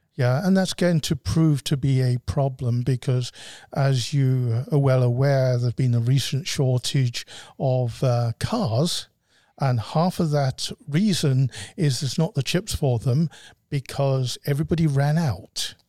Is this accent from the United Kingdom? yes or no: yes; United Kingdom; moved away as an adult; also born or lived in Scotland; now in Arizona, United States; I'm a Brit and my wife is a, a Scottish Brit.